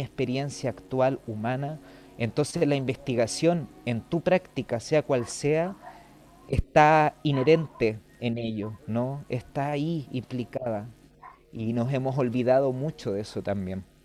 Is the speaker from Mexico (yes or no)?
no; Chile; moved away as an adult; also born or lived in Madrid, Spain; nos cruza como chilenos